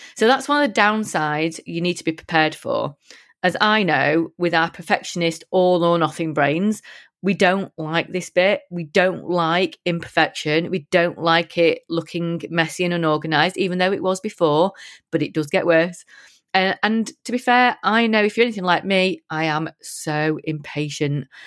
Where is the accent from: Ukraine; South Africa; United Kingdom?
United Kingdom; I'm proper British